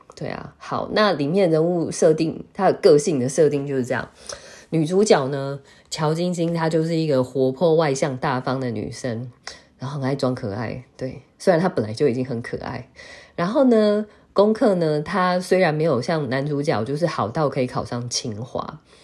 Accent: Taiwan; 我们台湾人好像都叫航太，不是叫航天

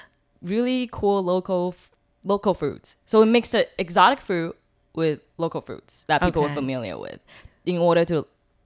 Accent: Taiwan; also born or lived in South Carolina / California; I was born in South Carolina, but when I went back from Taiwan to study and work, I was in California.

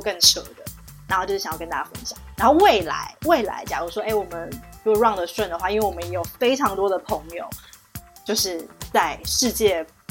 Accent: Taiwan; accent: Taiwanese; now in Shanghai, China; 我们那个口音很明确，就被人家以为，就人家就听得出来就是台湾的或，就港台的那种嘛

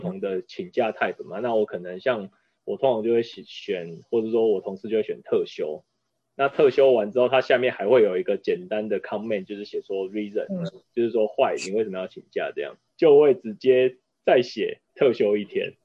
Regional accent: Taiwan; 能够从中间学到很多我们台湾人也看不到的一些新的产品

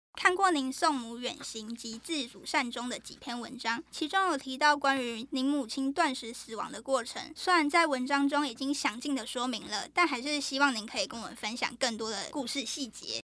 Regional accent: Kinmen County, Taiwan; 我是金门人嗯。然后金门就是比较多那种传统祭祀

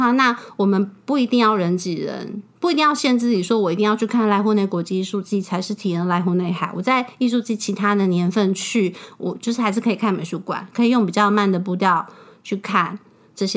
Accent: Taiwan; 就觉得这是一块能够让身为台湾人的我出来旅行时

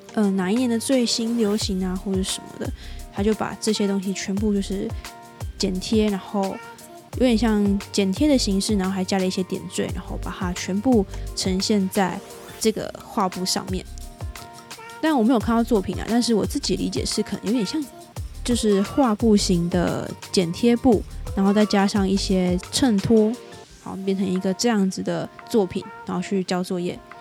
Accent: Taiwan; 我是台湾人

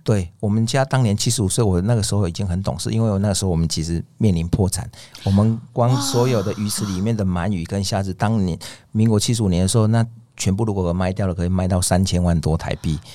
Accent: southern Taiwan, Taiwan; 我们南部人说

